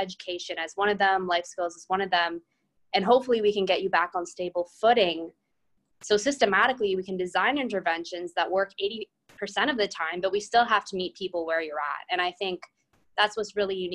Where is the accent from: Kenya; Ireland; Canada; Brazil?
Canada; London, Ontario; I'm originally from London, Ontario